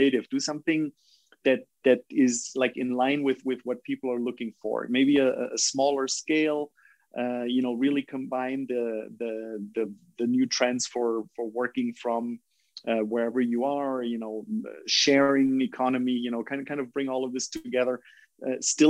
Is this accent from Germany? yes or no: yes; Germany; now in Costa Rica; you're German